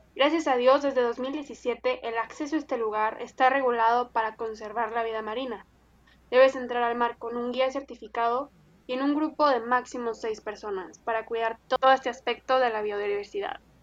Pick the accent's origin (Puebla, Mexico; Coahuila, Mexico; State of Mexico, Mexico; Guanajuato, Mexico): Coahuila, Mexico; Monclova; una servidora desde Monclova, Coahuila, arriba del norte